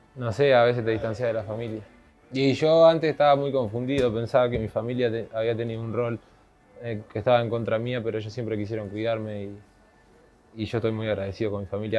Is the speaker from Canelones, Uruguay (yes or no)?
yes; Ciudad de la Costa, Canelones, Uruguay; Yo crecí en Monte de Solimar, en la casa de mi padre y mi madre.